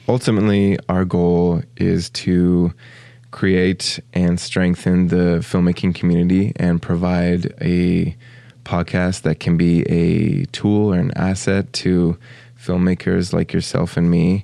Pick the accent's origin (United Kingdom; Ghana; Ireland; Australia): Australia; moved away as an adult; also born or lived in United States; now in St. Paul, United States; my parents moved to Australia when I was two. Uh, and I grew up there. I was there for 19 years and then came back to the States